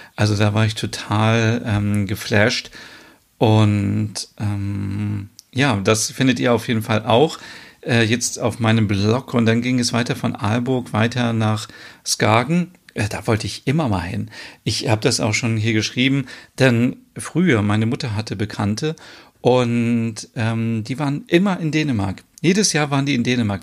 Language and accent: German; Germany; bei uns in Deutschland